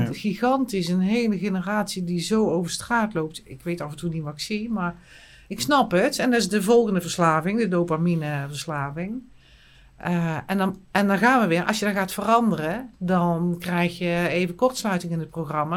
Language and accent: Dutch; Eindhoven, North Brabant, Netherlands; accent: plat Eindhoven; moved away; ik kan nog echt plat Eindhoven praten. Ik kom dan uit Eindhoven, ik woon er nu niet